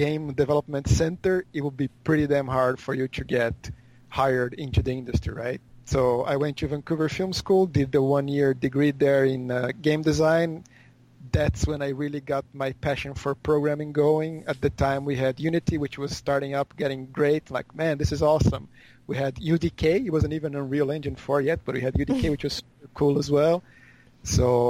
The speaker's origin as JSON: {"language": "English", "country": "Brazil", "moved": "yes", "lives_now": "Osaka, Japan", "said": "I'm from Brazil."}